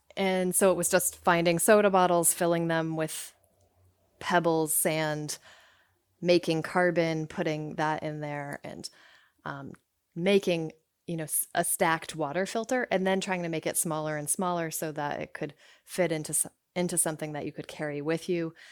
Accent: Somersville, Connecticut, United States; also born or lived in Rockville, Connecticut; I was born there, but I grew up in Summersville, Connecticut, which is pretty close

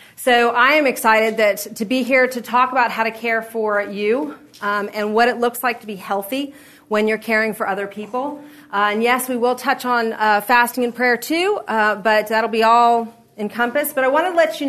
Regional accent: Florida, United States; now in Middle Tennessee, United States; I'm from Florida

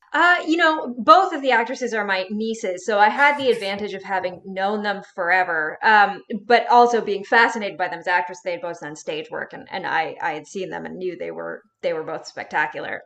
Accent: Sonoma County, California, United States; my hometown in Sonoma County

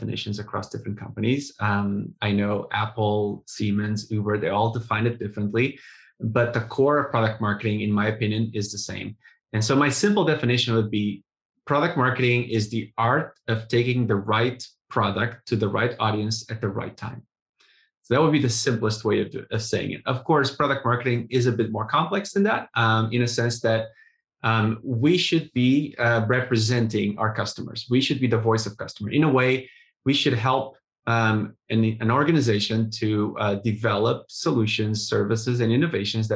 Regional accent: Portugal; moved away as an adult; also born or lived in Russia / Spain / England / Germany; now in United States; was born and raised in Portugal

